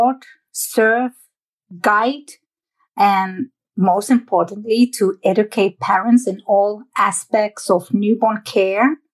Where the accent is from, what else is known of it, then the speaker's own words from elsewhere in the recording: Netherlands; moved away; I was born and raised in the Netherlands, that little country